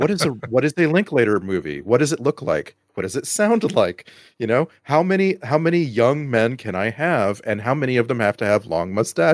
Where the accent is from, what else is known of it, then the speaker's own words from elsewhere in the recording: Texas, United States; growing up in Texas.